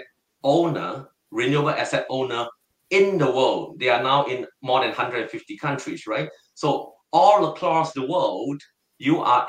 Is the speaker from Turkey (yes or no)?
no; Singapore; I am totally a Singaporean and I'm proud to be one